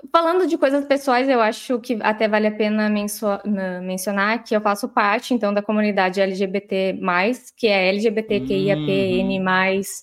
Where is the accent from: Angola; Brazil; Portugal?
Brazil; Santa Maria, Rio Grande do Sul; vamos fazer um retrocesso aqui rapidinho, porque eu sou de Santa Maria. Eu estudei em colégio uh, público no início, depois eu